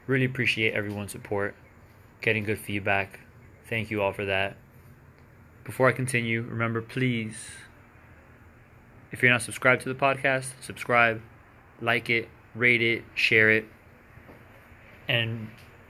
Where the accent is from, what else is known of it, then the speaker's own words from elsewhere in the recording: Miami, Florida, United States; born and raised in Miami, Florida